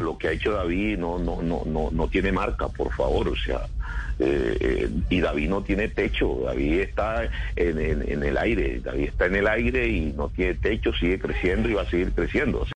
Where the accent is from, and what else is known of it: Colombia